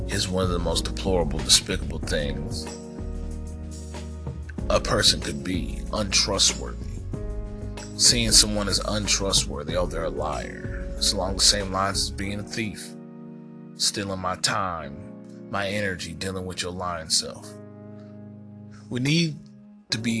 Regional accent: United States; as an American citizen

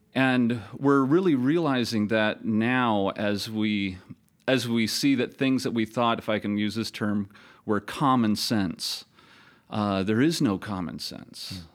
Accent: Toledo, Ohio, United States; moved away; also born or lived in Minnesota / South Carolina; teach in my hometown of Toledo, Ohio

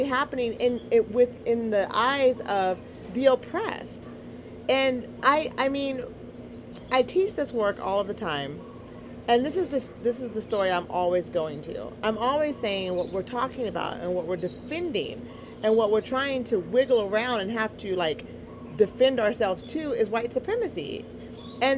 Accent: Eugene, Oregon, United States; Black Girl from Eugene

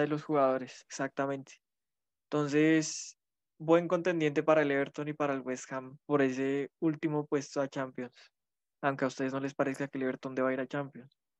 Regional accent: Colombia; como colombiano

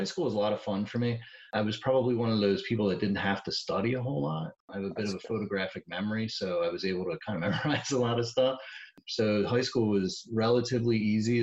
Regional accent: Birdsboro, Pennsylvania, United States; also born or lived in Pottstown, Pennsylvania; I grew up in Berks County in a little town called Birdsboro

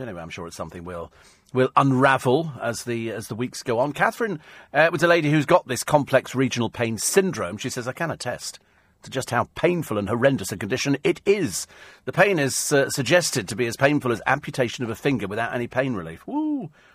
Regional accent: United Kingdom; We're so British

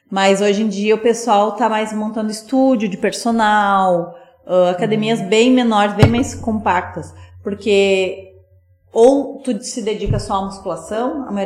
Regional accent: Sapiranga, Rio Grande do Sul, Brazil; como eu sou daqui de Sapiranga, eu vim pra cá.

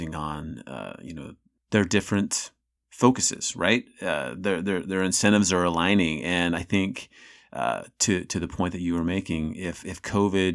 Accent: Salt Lake City, Utah, United States; I'm from the Intermountain West in Salt Lake City

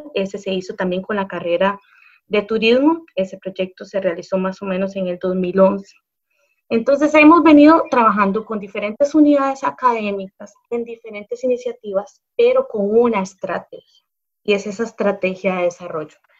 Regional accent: La Cruz, Guanacaste, Costa Rica; nuestra cultura como cruceños, y ahí me incluyo

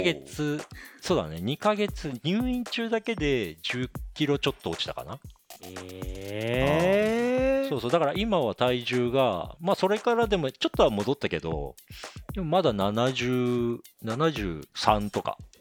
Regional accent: Akita, Japan; moved away as an adult; also born or lived in Tokyo / Canada; 俺も嫁さんも秋田県出身なんだけど

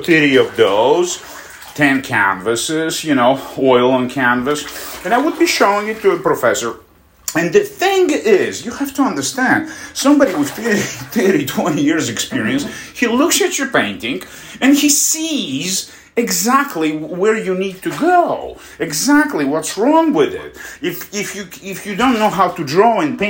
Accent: Russia; moved away; also born or lived in Poland; my hometown, which is like 2,000 miles, you know, away from Moscow

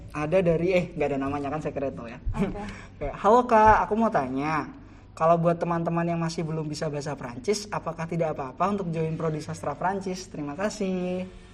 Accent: Semarang, Central Java, Indonesia; accent: Semarang Javanese; moved away as an adult; now in Yogyakarta, Indonesia; di daerahku di Jawa-Jawanya Semarangan

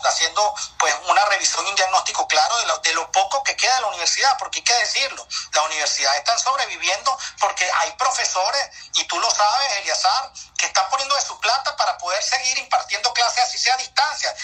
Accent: Lara, Venezuela; yo que soy de Lara como Henry Falcón

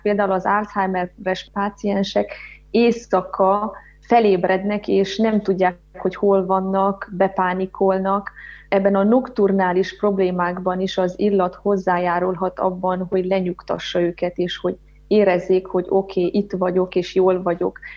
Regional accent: Harghita Mountains, Harghita County, Romania; born or raised there

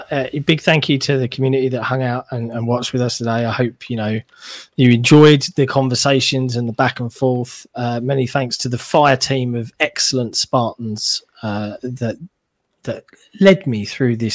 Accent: United Kingdom; as a Brit, I love innuendo.

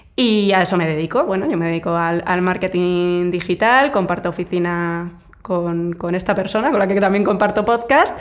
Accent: Vitoria, Basque Country, Spain; moved away; yo soy de una ciudad pequeña, bueno, yo soy de Vitoria

